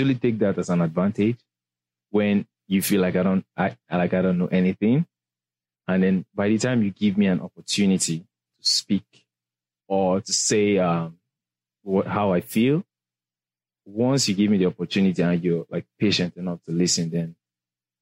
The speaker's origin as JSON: {"language": "English", "country": "Nigeria", "also_born_or_lived": "England", "accent": "Nigerian", "moved": "as an adult", "lives_now": "United States", "said": "I'm from Nigeria. We speak English. I just have, like, the Nigerian accent"}